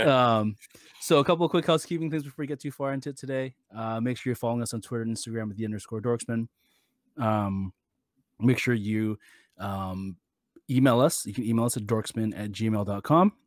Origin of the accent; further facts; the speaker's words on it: Canada; I personally, as a Canadian